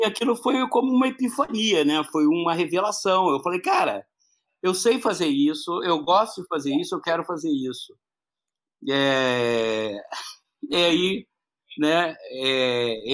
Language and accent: Portuguese; Curitiba, Paraná, Brazil; eu sou do Paraná, sou de Curitiba